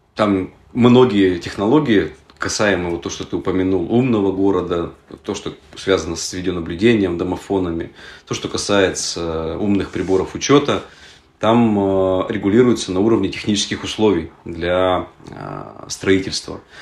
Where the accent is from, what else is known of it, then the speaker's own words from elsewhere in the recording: Yekaterinburg, Sverdlovsk Oblast, Russia; Мы сами из Екатеринбурга